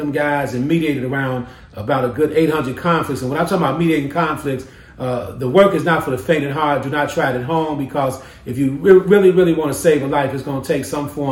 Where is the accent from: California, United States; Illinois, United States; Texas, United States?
Illinois, United States; Chicago; I grew up in the Henry Horner Projects on the west side of Chicago and the Avalon Park community on the south side of Chicago.